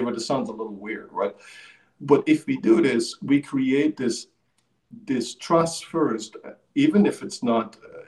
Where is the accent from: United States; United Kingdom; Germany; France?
Germany; East Germany; I grew up in the Eastern Germany